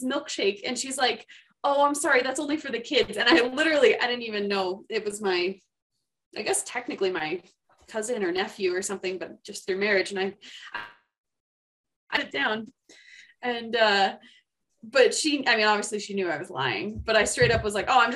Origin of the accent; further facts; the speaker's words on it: Seattle, Washington, United States; moved away as an adult; also born or lived in Colorado; now in Idaho Falls, United States; I come from Seattle.